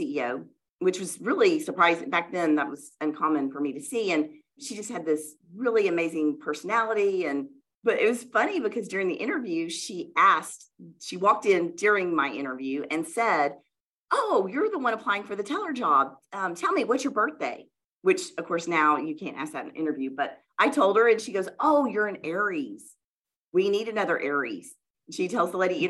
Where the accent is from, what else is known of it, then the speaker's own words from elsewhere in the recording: Louisiana, United States; moved away as an adult; now in Oklahoma City, United States; So I grew up in the South, in Louisiana.